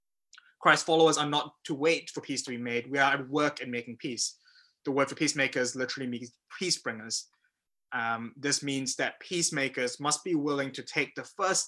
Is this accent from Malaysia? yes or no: yes; Malaysia; also born or lived in New Zealand; I grew up in Malaysia and New Zealand